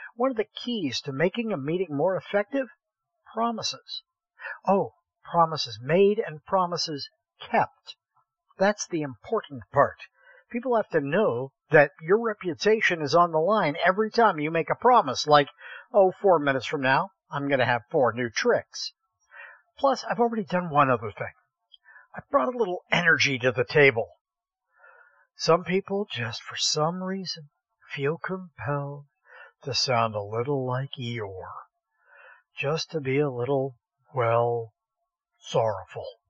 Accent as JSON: {"language": "English", "town": "Columbiana", "region": "Ohio", "country": "United States", "tie": "born or raised there", "said": "I grew up in Columbiana, Ohio, the little town no one has ever heard"}